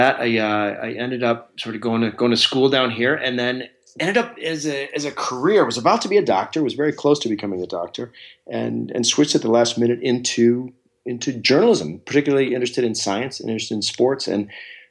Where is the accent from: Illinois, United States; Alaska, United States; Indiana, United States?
Alaska, United States; I'm a kid from Alaska. And that growing up there has its own sort of set of unique qualities